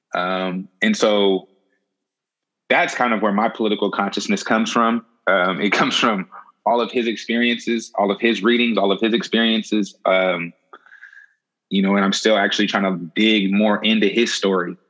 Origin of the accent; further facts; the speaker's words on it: the Bay Area, California, United States; coming from the Bay, um, growing up in the Bay